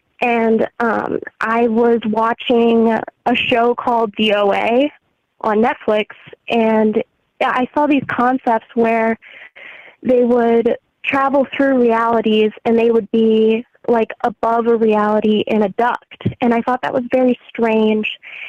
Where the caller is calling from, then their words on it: St. Louis, Missouri, United States; calling from St. Louis, Missouri.